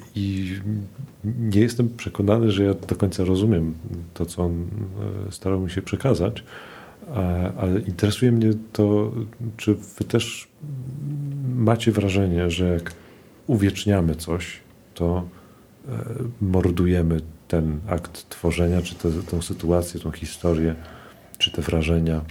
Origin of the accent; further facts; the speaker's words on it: Warsaw, Masovian Voivodeship, Poland; Ja się wychowywałem na tym Ursynowie